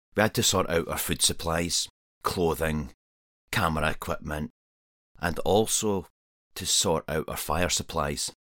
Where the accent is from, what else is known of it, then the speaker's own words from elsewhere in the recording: Scotland, United Kingdom; I'm a Scottish wild camper and adventurer